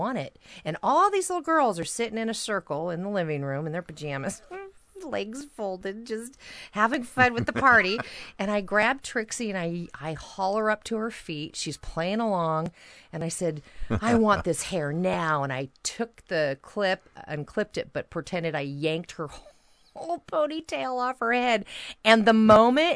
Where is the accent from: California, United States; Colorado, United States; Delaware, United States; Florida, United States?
California, United States; Napa; I grew up in Napa, California